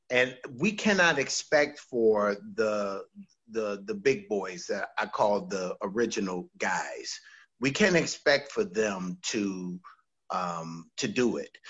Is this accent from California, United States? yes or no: yes; California, United States; now in Virginia, United States; all I knew was when I came from Southern California to come to Virginia